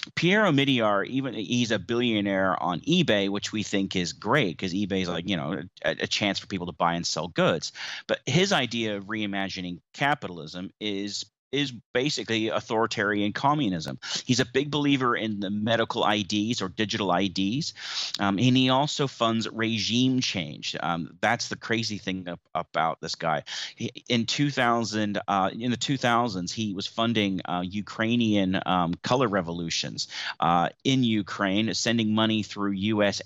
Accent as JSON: {"language": "English", "country": "New Zealand", "tie": "born or raised there", "also_born_or_lived": "United States", "said": "as an American um, by birth, but a New Zealand citizen since 1996, coming here as a nine year old boy"}